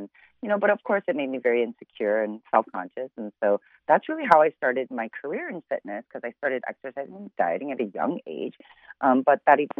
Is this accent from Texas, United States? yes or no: no; Chicago, Illinois, United States; I'm originally born and raised in Chicago